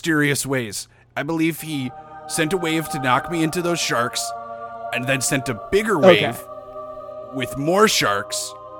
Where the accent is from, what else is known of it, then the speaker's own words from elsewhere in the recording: United States; now in Australia; I am from America, West... And I decided to celebrate Thanksgiving independently